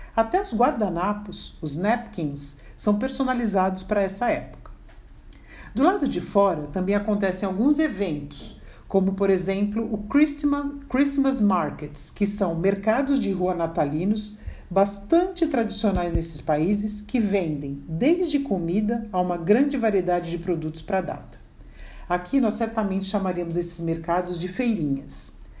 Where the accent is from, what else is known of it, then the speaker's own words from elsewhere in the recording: Brazil; nós brasileiros